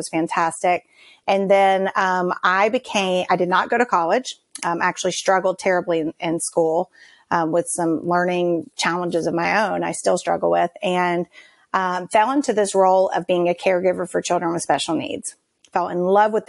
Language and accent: English; Georgia, United States; I grew up here in Georgia as part of a military family